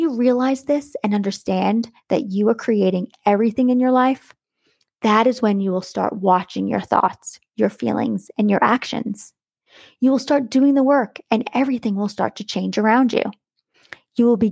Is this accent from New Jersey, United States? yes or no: no; New York, United States; now in Florida, United States; Growing up in New York, we had seasons